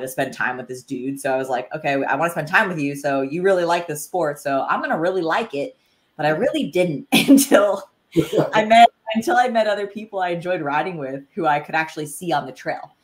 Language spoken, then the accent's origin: English; the Poconos, Pennsylvania, United States; now in Bentonville, United States; I grew up in the Poconos of Pennsylvania